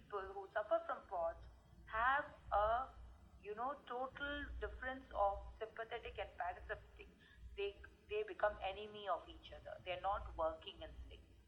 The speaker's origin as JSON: {"language": "English", "country": "India", "said": "I come from India"}